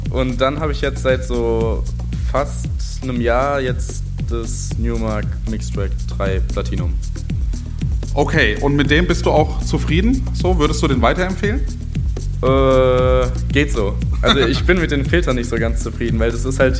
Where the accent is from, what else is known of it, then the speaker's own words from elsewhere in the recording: Frankfurt, Hesse, Germany; komme aus Frankfurt, also Becken-Enkheim, bin 16 Jahre alt